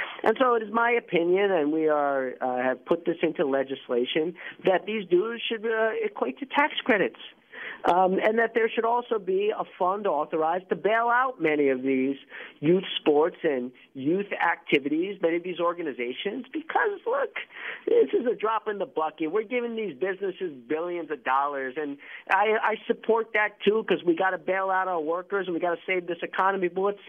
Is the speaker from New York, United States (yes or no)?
yes; New York, United States; Well, I grew up in New York, man, and Little League, soccer, basketball